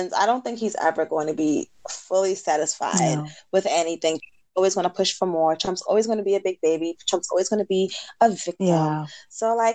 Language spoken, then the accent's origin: English; New York, United States; We from New York